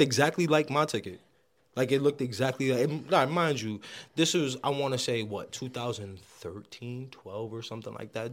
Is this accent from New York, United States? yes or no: yes; New York City, New York, United States; I'm from the Bronx